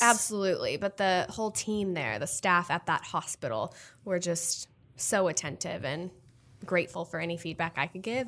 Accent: Omaha, Nebraska, United States; moved away as an adult; also born or lived in Texas; now in New York City, United States; I'm born and raised in Nebraska, but I went to college in Texas

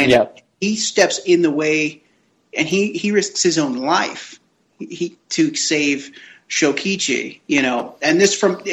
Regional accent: United States; I'm an American

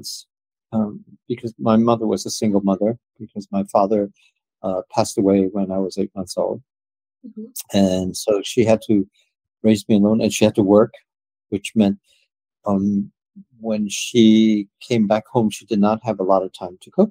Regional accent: United States; I grew up in the States

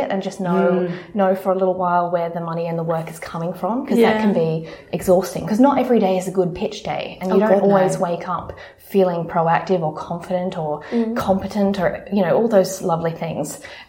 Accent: Sydney, New South Wales, Australia; moved away as an adult; now in London, United Kingdom; I moved to London from Sydney about 3.5 years ago and landed a dream freelance role

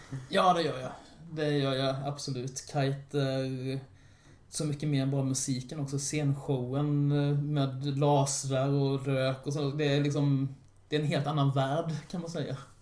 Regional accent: Orrefors, Kalmar County, Sweden; Jag är från Orrefors

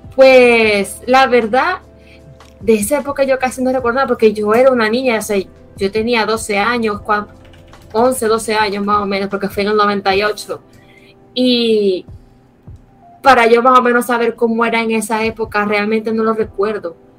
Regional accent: Maracaibo, Zulia, Venezuela; yo soy de Venezuela, vivo en una ciudad que se llama Maracaibo

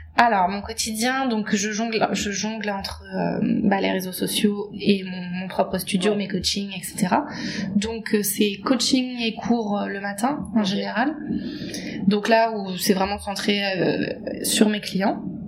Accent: Paris, Île-de-France, France; je viens de Paris, j'habite à Paris

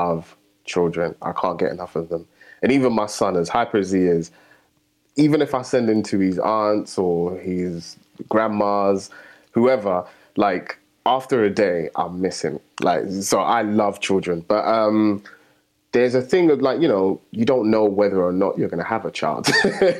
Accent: London, United Kingdom; I grew up in the heart of Tottenham

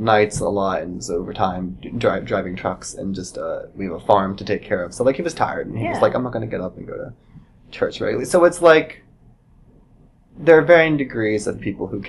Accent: Moundsville, West Virginia, United States; moved away as an adult; also born or lived in Pittsburgh; now in Chicago, United States; I grew up in West Virginia

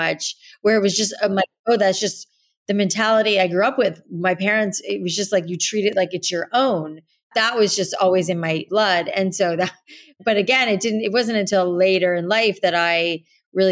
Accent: South Florida, United States; growing up in South Florida with all the humidity in the air

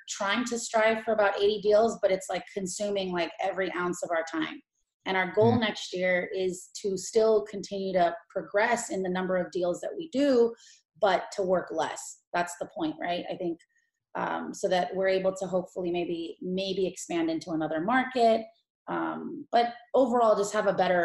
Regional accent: Los Angeles, California, United States; moved away as an adult; now in Tampa, United States; Kush is my brother, and we're from Los Angeles

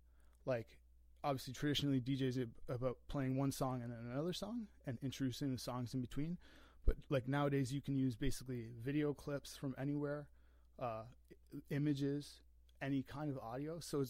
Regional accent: Canada; when I was growing up in the Canadian Martyrs, there was a skateboard park in the summer times.

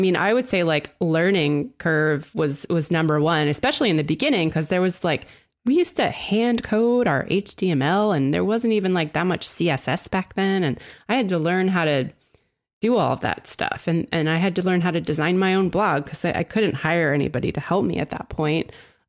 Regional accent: New Jersey, United States; I'm from New Jersey, and I, from a pre-Snooki time, I lived down south, though, near Philly.

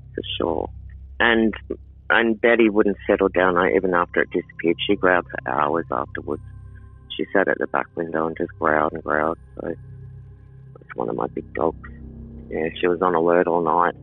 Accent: Sydney, New South Wales, Australia; moved away; I'm from Sydney

